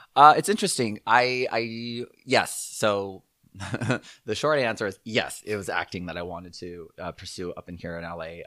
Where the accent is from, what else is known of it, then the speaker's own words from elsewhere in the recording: Southern California, United States; also born or lived in Monterey Park, California / Walnut, California / Torrance, California / Aliso Viejo, California; I was born in Monterey Park, California. Um, and, uh, and I was kinda raised all over, actually. We lived in Walnut for a little bit, and then, um, then we moved to Torrance